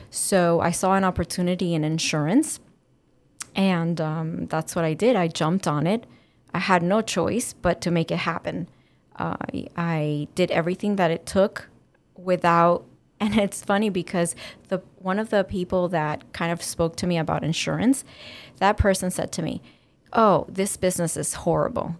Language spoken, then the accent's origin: English; Dominican Republic; also born or lived in Cuba; now in Miami, United States; my family is Cuban, And I was raised in Dominican Republic and living in Miami.